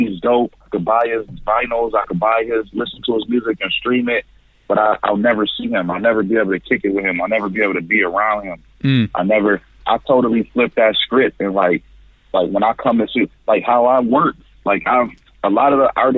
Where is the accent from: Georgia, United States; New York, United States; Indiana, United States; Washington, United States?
New York, United States; Buffalo; I'm from Buffalo, New York